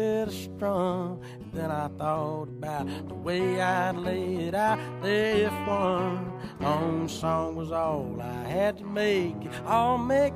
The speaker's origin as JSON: {"language": "English", "town": "Richland", "region": "Georgia", "country": "United States", "tie": "born or raised there", "also_born_or_lived": "Ellaville, Georgia", "said": "I grew up in Ellaville, and I was raised in Richland, and that's all 10 minutes from Plains, Georgia"}